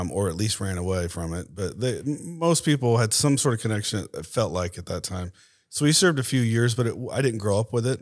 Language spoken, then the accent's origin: English; Tampa, Florida, United States; moved away as an adult; now in Dallas, United States; grew up there, went to school, uh, in Tampa